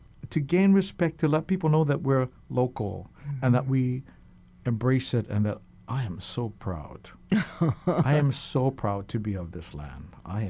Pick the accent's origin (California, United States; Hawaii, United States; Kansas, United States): Hawaii, United States; Honolulu; you know I'm from Kalihi.